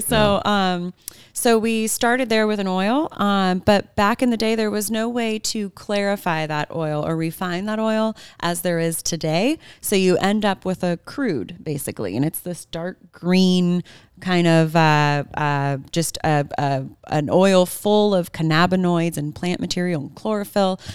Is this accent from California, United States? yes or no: yes; Bay Area, California, United States; also born or lived in Santa Barbara, California; I grew up in the Bay Area, California